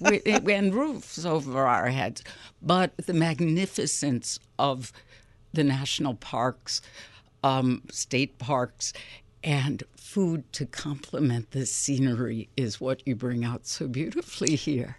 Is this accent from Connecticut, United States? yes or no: no; Chicago, Illinois, United States; a born and raised Chicagoan.